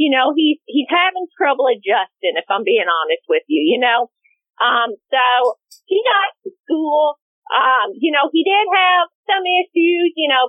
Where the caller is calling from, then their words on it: Plano, Texas, United States; I'm calling from Plano, Texas.